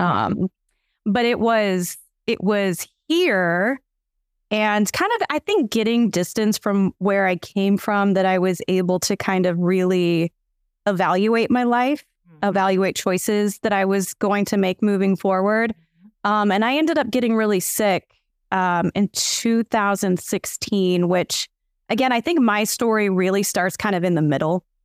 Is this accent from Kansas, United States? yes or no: yes; Kansas, United States; moved away as an adult; also born or lived in Oklahoma; now in West Virginia, United States; I was born in Oklahoma, grew up in Kansas from five on